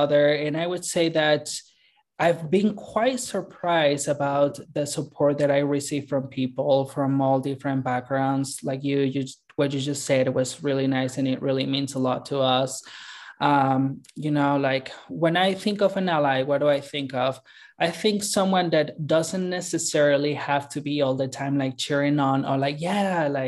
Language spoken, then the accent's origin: English; Mexico City, Mexico; moved away as an adult; also born or lived in Guadalajara / Northern California; now in South Jordan, United States; I was actually born and raised in Mexico City